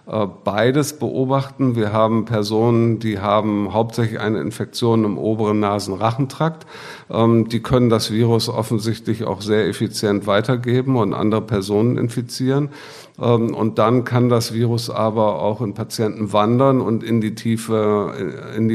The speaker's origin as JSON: {"language": "German", "region": "Bremen", "country": "Germany", "said": "ich komme aus Bremen ähm, habe dort auch äh, mein Studium begonnen"}